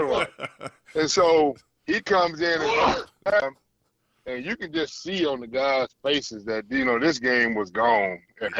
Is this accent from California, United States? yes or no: no; Dallas, Texas, United States; I grew up here in Dallas.